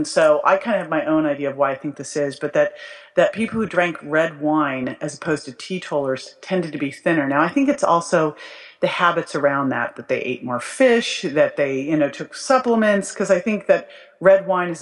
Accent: Berkeley, California, United States; I grew up in Berkeley

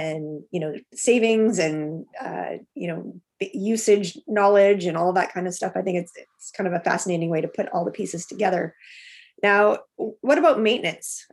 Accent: Alberta, Canada; moved away; I grew up in Alberta, and the water there is much different than it is here.

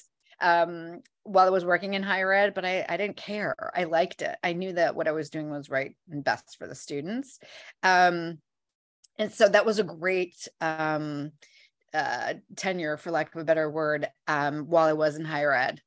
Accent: Midwest, United States; now in New York City, United States; I am originally from um, the Midwest

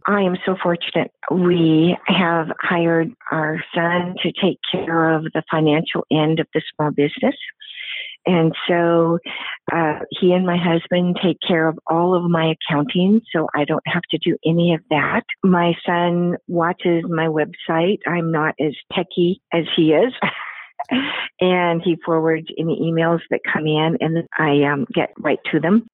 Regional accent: Pacific Northwest, United States; now in Houston, United States; I'm from the Pacific Northwest area, and now I've been in Houston for over 30 years

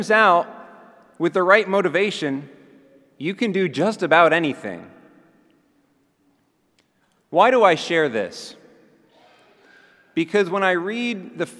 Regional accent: Montgomery, Alabama, United States; Montgomery, Alabama, my hometown

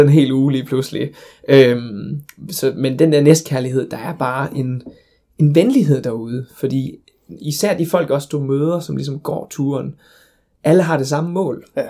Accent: Denmark; jeg kommer fra Danmark

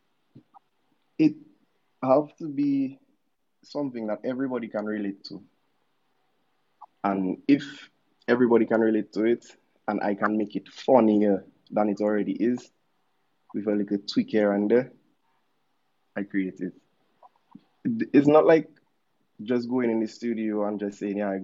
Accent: Dominica; also born or lived in Goodwill, Dominica; I grew up in Wallows, I was born in PMH.

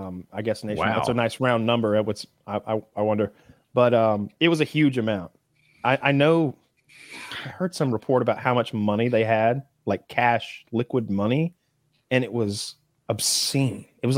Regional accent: Georgia, United States; Growing up in the South, everyone's religious. I think people maybe who aren't from here would be shocked when they saw the churches.

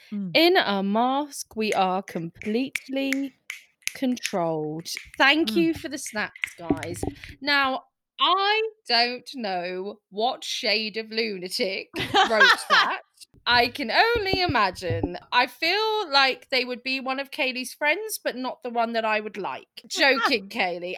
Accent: United Kingdom; we're British.

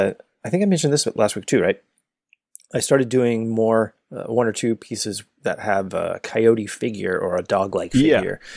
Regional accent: Southwest, United States; we grew up in the Southwest.

